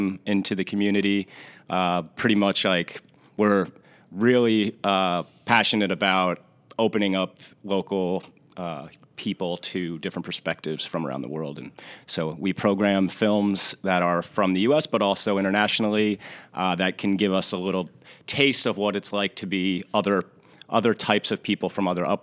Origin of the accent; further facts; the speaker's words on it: Long Branch, New Jersey, United States; I was born in Long Branch, so grew up a local Jersey Shore boy